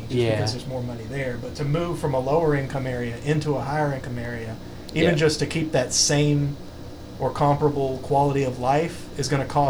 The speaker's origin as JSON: {"language": "English", "town": "England", "region": "Arkansas", "country": "United States", "tie": "born or raised there", "also_born_or_lived": "Russellville, Arkansas", "said": "I lived in Russellville for like a month, but other than that, I've lived in England all my life, and not even that far from, like, one house over there and this house over here, like, not far"}